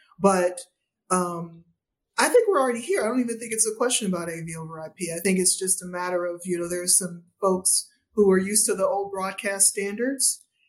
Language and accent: English; Cleveland, Ohio, United States; but I'm originally from Cleveland